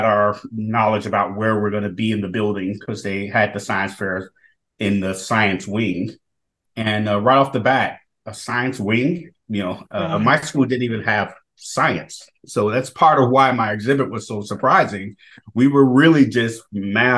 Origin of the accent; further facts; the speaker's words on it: Chicago, Illinois, United States; growing up in Chicago's Southwest Side, I was being educated